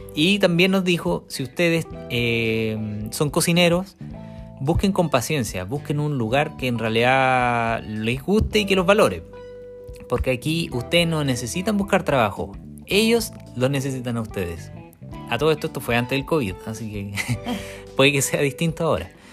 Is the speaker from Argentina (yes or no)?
no; Chile; moved away as an adult; now in New Zealand; Somos dos chilenos viviendo en Nueva Zelanda con una Working Holiday.